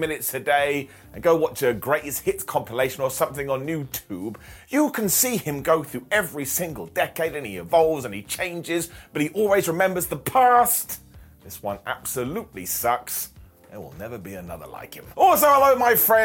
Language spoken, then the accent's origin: English; United Kingdom; us Brits have crooked teeth